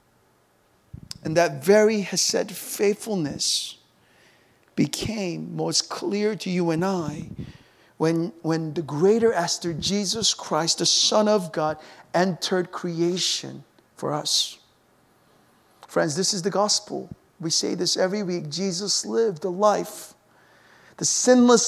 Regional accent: United States; moved away as an adult; now in Seoul, South Korea; growing up in America, spending my teenage years there

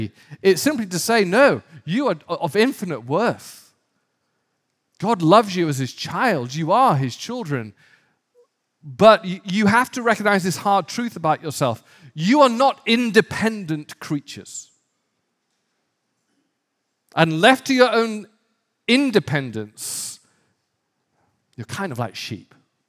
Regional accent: Northern England, United Kingdom; when I grew up in the North of England, it wasn't uncommon to see sheep in desperate trouble of their own making

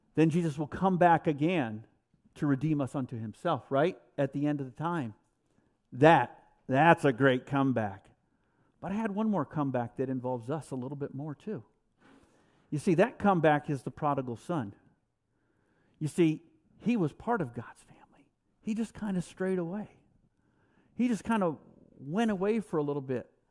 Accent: New York, United States; I'm a New Yorker

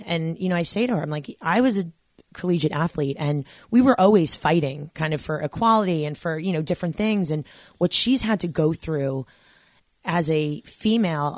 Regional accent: New York, United States; I'm originally from New York

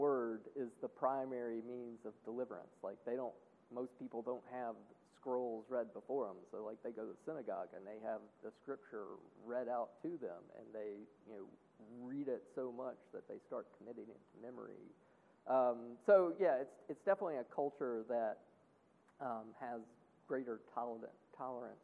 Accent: the South, United States; being a Southerner

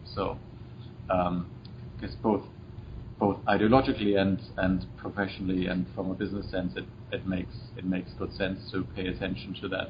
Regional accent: Germany; now in United States; I'm Irish, Danielle, our assistant, is Canadian, I'm German

